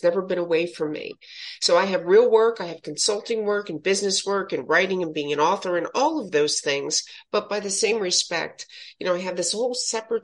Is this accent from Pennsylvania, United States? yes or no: yes; Philadelphia, Pennsylvania, United States; Philadelphia, born and raised in Philadelphia.